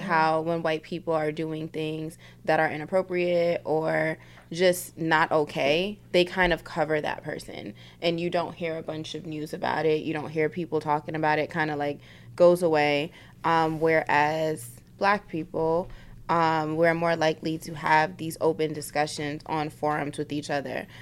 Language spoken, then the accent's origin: English; New York City, New York, United States; moved away; I'm from South Bronx